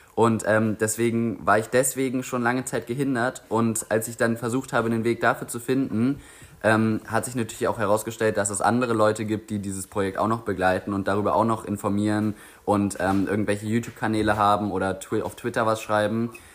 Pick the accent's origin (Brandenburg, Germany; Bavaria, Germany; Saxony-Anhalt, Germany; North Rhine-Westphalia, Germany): Brandenburg, Germany; Grünheide; ich jetzt auch zum ersten Mal als Jugendlicher so das Gefühl bekomme, oh shit, Grünheide ist eigentlich meine Heimat